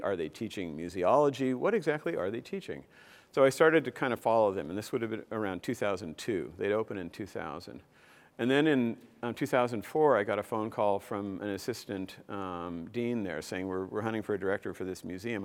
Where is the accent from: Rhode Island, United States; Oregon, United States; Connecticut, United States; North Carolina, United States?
Oregon, United States; Corvallis; moved away as an adult; also born or lived in Portland, Oregon / San Diego, California; I grew up in Corvallis